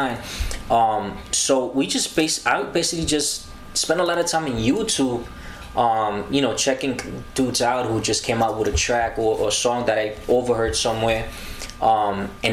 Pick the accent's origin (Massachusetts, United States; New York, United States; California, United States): New York, United States; New York City; also born or lived in Costa Rica; Born in Costa Rica. I was raised in the Bronx, you know, not too far from here, Bailey Avenue